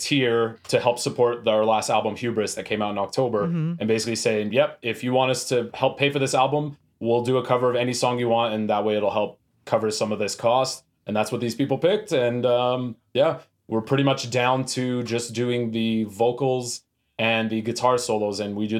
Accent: Edmonton, Alberta, Canada; now in Calgary, Canada; I'm hailing out of Calgary. I'm originally from Edmonton, so it creates a lot of confusion, but we're based out of Calgary.

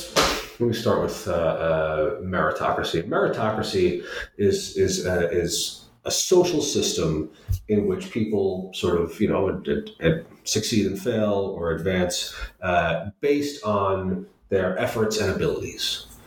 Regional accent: New York City, New York, United States; So I grew up in New York City, in Queens.

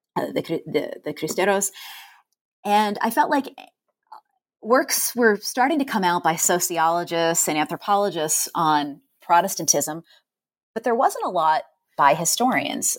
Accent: Hyde Park, New York, United States; I grew up in New York State in Hyde Park, New York

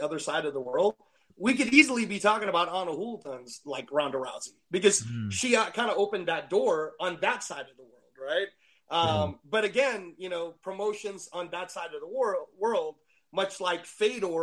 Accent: Philippines; in the Philippines, we were already heavily into boxing

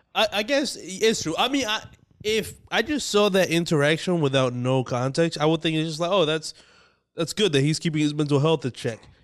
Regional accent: Dominican Republic; moved away; When I was growing up in the Dominican Republic

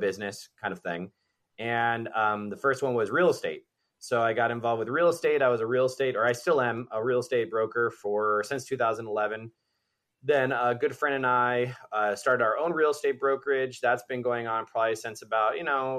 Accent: Miami, Florida, United States; it was in Bay Harbor Island where I grew up in Miami

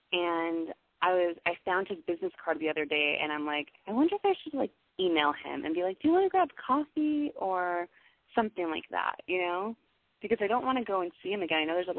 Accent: Los Angeles, California, United States; Because I'm originally from Los Angeles. I was born and raised there.

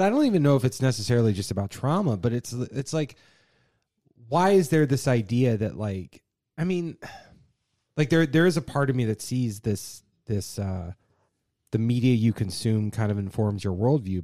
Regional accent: Virginia, United States; growing up in Virginia

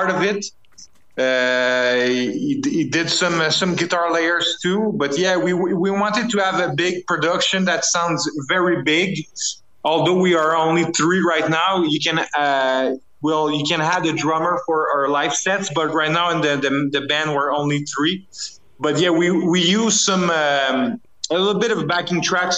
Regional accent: Canada; as a Canadian band

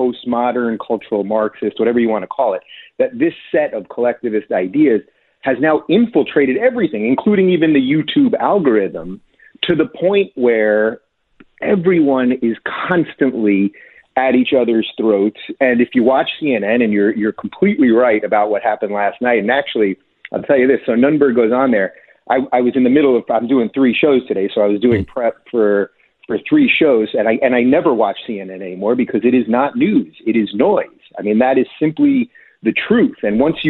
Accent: New York, United States; I come from New York.

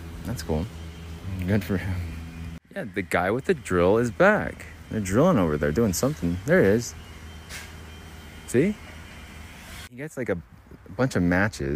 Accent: Arizona, United States; now in Utah, United States; I'm from Arizona. Fireworks are completely illegal there

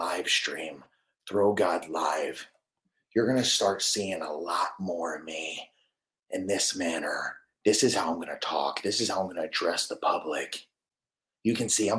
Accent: Clearwater, Florida, United States; moved away; also born or lived in Tampa; I grew up in Clearwater. I grew up Clearwater Beach

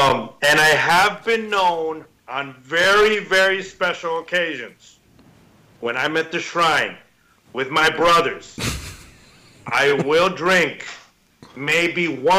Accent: Mexico; I grew up drinking water in Mexican puddles. I'm pretty immune to a lot

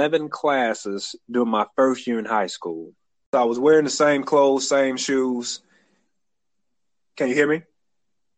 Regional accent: Atlanta, Georgia, United States; also born or lived in Montgomery, Alabama; now in Alabama, United States; I was born and reared in Atlanta, Georgia.

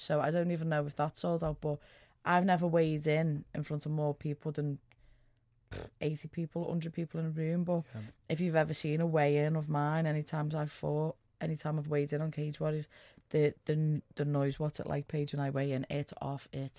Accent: England, United Kingdom; Because I'm from England.

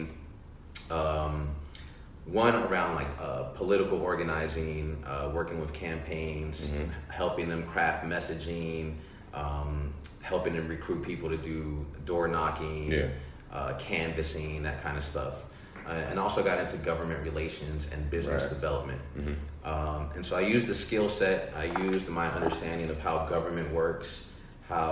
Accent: Washington, District of Columbia, United States; as a DC native

